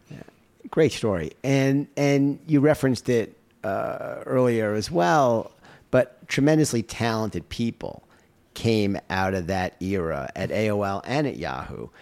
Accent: United States; I'm, uh, as proud an American as anyone

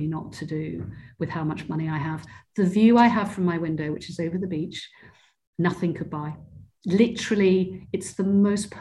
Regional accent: Cornwall, South West England, United Kingdom; moved away; I grew up in Cornwall, which is in the southwest of the UK

